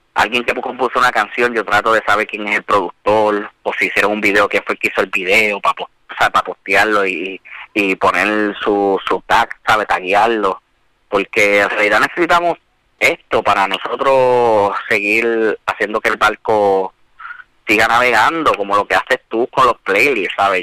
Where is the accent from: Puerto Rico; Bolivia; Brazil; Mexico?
Puerto Rico; Bayamón; also born or lived in Bronx, New York; yo soy natural de, de Bayamón. Este, nací en el Bronx, llegué aquí a Puerto Rico a los cuatro años